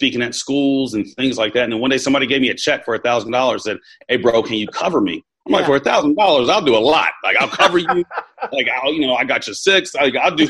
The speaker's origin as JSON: {"language": "English", "region": "California", "country": "United States", "tie": "born or raised there", "also_born_or_lived": "Jackson, Mississippi / Texas / East Coast", "moved": "as an adult", "said": "growing up in California"}